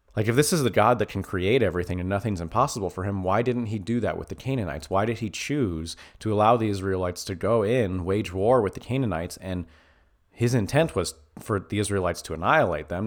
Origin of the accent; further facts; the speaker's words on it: United States; as an American